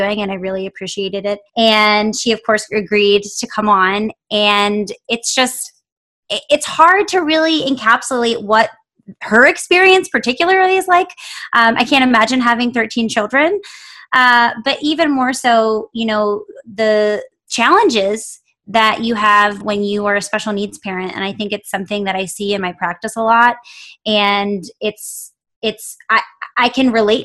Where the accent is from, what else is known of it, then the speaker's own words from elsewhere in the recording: Philadelphia, Pennsylvania, United States; now in Los Angeles, United States; I'm in LA, but I'm from Philly